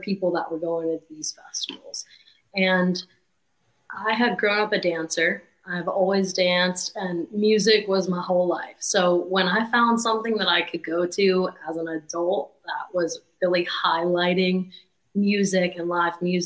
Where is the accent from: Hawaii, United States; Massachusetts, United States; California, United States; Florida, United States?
Florida, United States; New Port Richey; I'm from Newport Richey, which is about 45 minutes of Tampa